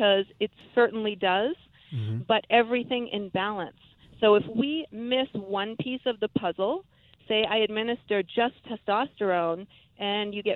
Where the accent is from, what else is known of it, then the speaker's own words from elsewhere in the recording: New England, United States; I grew up in New England